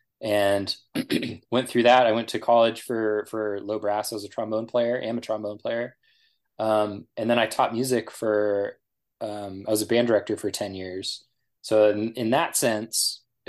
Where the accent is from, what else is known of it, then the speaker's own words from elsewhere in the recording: Nevada, United States; moved away as an adult; also born or lived in Idaho; I grew up in Nevada